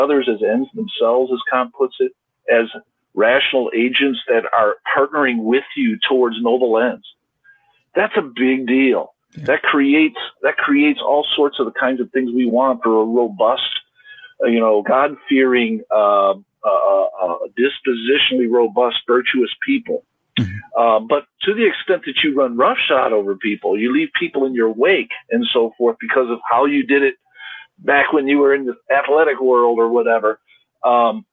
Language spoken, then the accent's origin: English; United States; I'm an American, I'm at Trinity